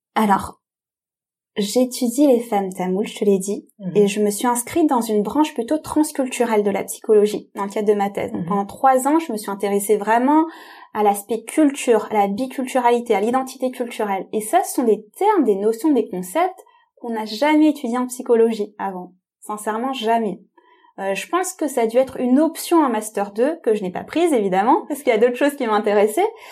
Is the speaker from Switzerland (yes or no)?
no; France; je suis moi-même euh, tamoule, d'origine tamoule, je suis née en France